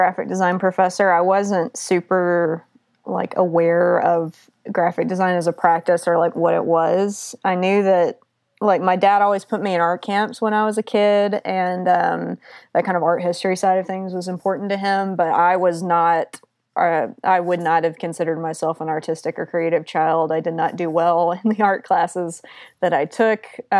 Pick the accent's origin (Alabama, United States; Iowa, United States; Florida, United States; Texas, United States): Alabama, United States; Auburn; now in Seattle, United States; So I'm originally from Auburn, Alabama, and I have worked in a lot of different places across the country